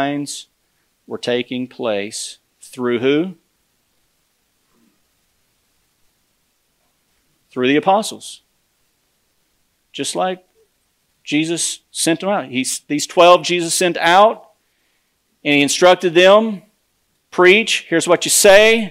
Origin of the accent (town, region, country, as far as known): United States